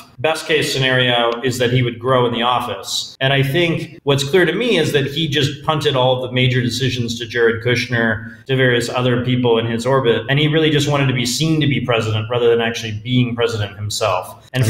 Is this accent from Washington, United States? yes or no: no; Boston, Massachusetts, United States; moved away; also born or lived in California; I'm from Boston originally.